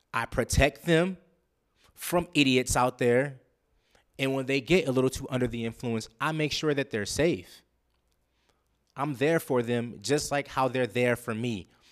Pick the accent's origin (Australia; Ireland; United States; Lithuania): United States; Los Angeles, California; moved away; I'm from Los Angeles, California